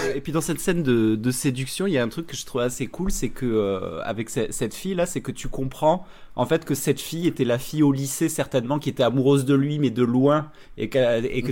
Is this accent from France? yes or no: yes; France